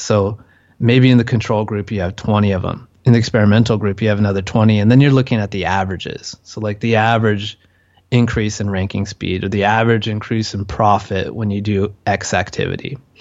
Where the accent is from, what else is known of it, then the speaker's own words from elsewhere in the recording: California, United States; moved away as an adult; now in Chiang Mai, Thailand; I'm from California